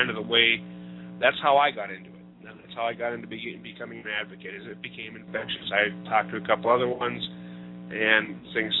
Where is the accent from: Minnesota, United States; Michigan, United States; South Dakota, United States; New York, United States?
Minnesota, United States; my home state of Minnesota